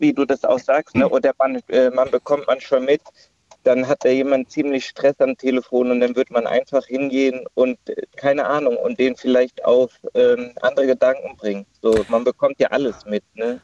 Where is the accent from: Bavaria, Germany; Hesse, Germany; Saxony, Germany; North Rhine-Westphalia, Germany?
Hesse, Germany; bei uns in Hessen